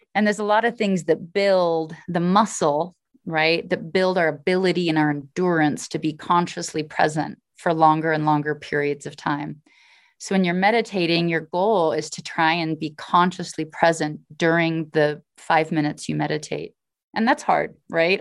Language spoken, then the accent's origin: English; Alaska, United States; I'm from Alaska. My family were pioneers that helped settle the state.